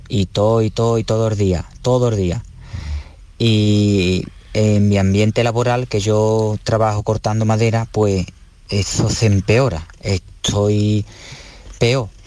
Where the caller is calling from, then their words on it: Dos Hermanas, Andalusia, Spain; Hola, buenas tardes. … de Dos Hermanas, Sevilla.